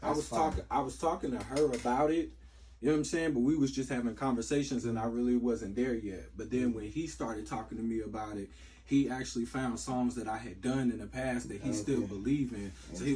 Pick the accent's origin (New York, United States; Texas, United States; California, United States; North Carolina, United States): North Carolina, United States; Harnett County; North Carolina, you already know what it is. Hornet County … definitely in the building.